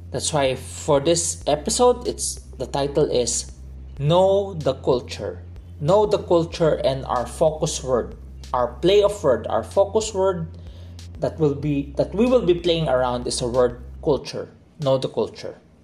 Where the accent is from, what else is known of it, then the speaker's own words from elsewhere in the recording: Philippines; By blood, I am Chinese. My dad is a second, well, he's not the first generation Chinese here in the Philippines, my mom is a first generation Chinese coming to the Philippines. So by blood, I am Chinese. But growing up, culturally, I am a Filipino